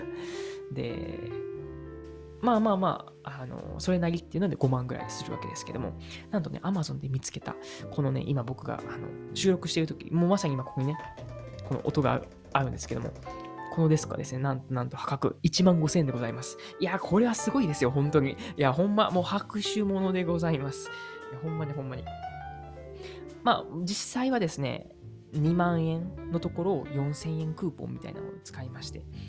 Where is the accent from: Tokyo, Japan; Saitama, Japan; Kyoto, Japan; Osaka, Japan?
Kyoto, Japan; Uji; first language Japanese; also born or lived in Nagoya; now in Kyoto, Japan; 京都府生まれ、宇治市育ちな僕